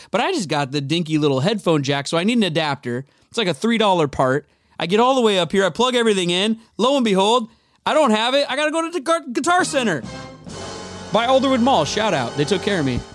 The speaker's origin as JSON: {"language": "English", "town": "Edmonds", "region": "Washington", "country": "United States", "tie": "born or raised there", "moved": "as an adult", "lives_now": "Los Angeles, United States", "said": "I'm uh, born and raised in Seattle, Edmonds, Edmonds to be exact"}